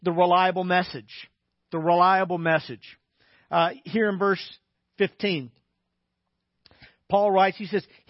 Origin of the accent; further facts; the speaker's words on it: Little Rock, Arkansas, United States; moved away; I grew up in Little Rock, Arkansas